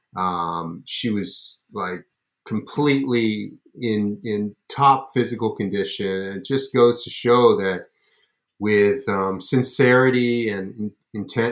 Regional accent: Los Angeles, California, United States; I grew up in Los Angeles

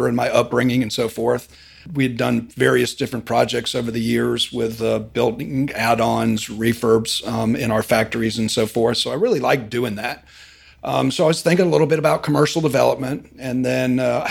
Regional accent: Frederick, Maryland, United States; now in Birmingham, United States; I grew up in Maryland, outside the Washington, D.C. area, Frederick area.

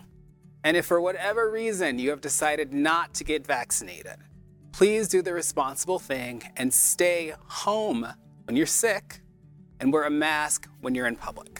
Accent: Atlanta, Georgia, United States; I grew up in Georgia.

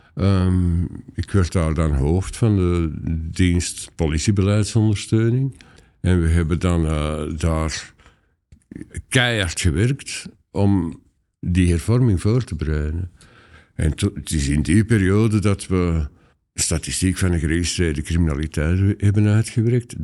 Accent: Antwerp area, Flanders, Belgium; moved away as an adult; also born or lived in Leuven; ik kom eigenlijk oorspronkelijk uit het Antwerpse

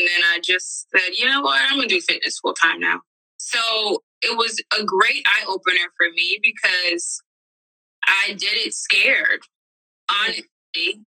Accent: Miami, Florida, United States; moved away; I'm from Miami, so I used to have clients back home

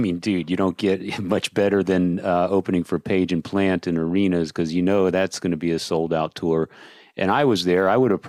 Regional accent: Austin, Texas, United States; we're from Austin

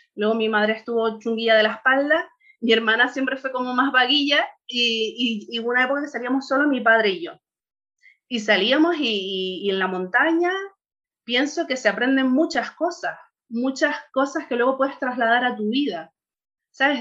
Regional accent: Tenerife, Canary Islands, Spain; moved away as an adult; now in Bulgaria; Y allí nacimos mi hermana y yo. Y allí es de donde soy, vamos, y donde crecí todo, hasta los 30 y largos que nos fuimos de allí.

